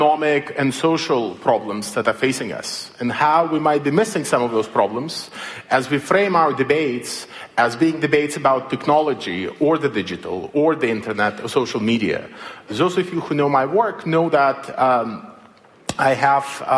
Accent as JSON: {"language": "English", "country": "Belarus", "tie": "born or raised there", "moved": "yes", "said": "I come from Belarus, as you might have noticed from my accent"}